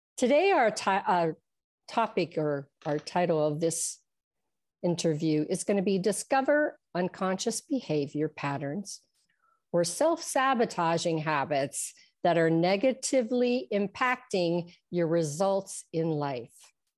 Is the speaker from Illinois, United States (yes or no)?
no; Trafford, Pennsylvania, United States; I am from Trafford, which is near Monroeville